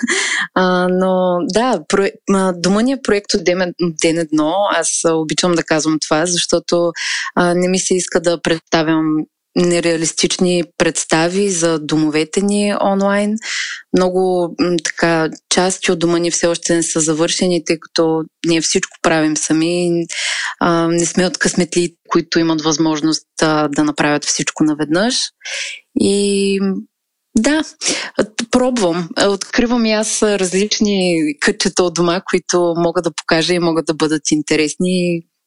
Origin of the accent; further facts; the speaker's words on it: Razgrad, Razgrad Province, Bulgaria; moved away as an adult; now in Varna, Bulgaria; Живея във Варна, родом съм от Разград. Преместих се тук заради висшето си образование